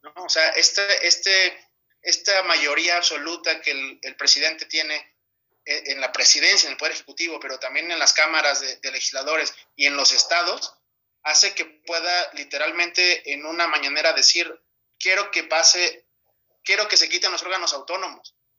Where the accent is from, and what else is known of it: Mexico; also born or lived in Europe